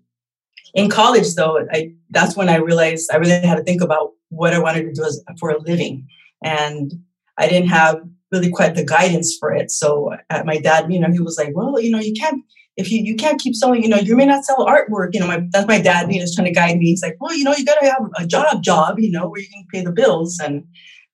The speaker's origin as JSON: {"language": "English", "town": "Torrance", "region": "California", "country": "United States", "tie": "born or raised there", "said": "I was born here in California, in Torrance, California."}